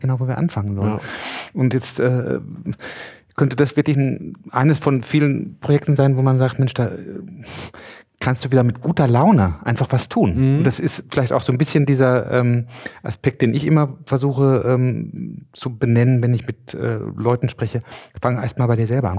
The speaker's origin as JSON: {"language": "German", "region": "Mecklenburg-Vorpommern", "country": "Germany", "said": "bei uns in Mecklenburg"}